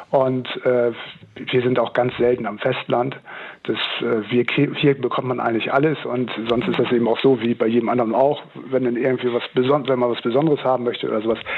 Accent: Lower Saxony, Germany; ich komme ursprünglich aus dem Stader Land und äh, bin da eben auch richtig ländlich aufgewachsen.

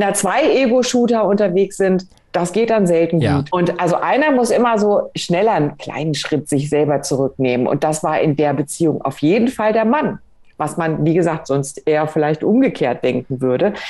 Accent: Germany; uns Deutschen

